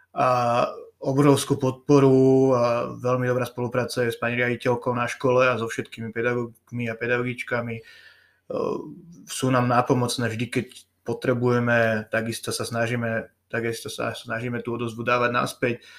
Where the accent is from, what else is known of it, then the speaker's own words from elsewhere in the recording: Modra, Bratislava Region, Slovakia; also born or lived in Považská Bystrica; odchovanec modrý, vyrastol som tu, naučili ma tu hrať hádzanú